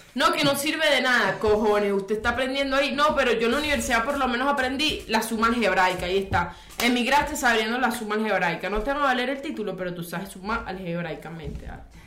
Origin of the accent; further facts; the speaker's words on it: Aragua, Venezuela; mi pueblito de Aragua